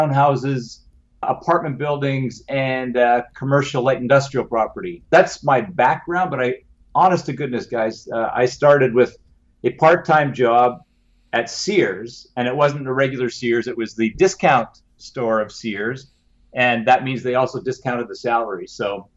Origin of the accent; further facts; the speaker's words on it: Canada; being a Canadian